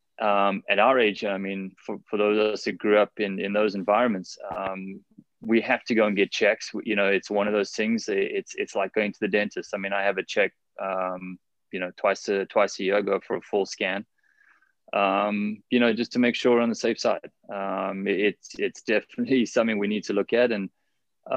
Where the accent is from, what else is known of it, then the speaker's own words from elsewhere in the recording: South Africa; also born or lived in California; now in Honolulu, United States; growing up in South Africa